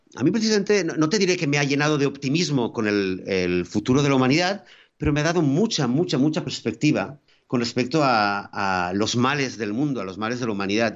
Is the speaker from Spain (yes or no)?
yes; Spain; moved away; pues yo soy español